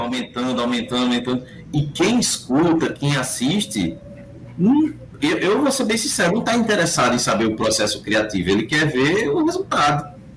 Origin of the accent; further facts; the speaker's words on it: Northeast Region, Brazil; accent: nordestino; Eu sou nordestino, tenho meu sotaque muito forte